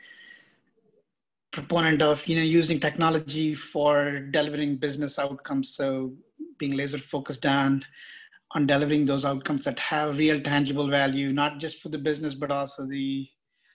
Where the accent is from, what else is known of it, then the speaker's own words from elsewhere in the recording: India; moved away; also born or lived in San Jose; I'm basically from India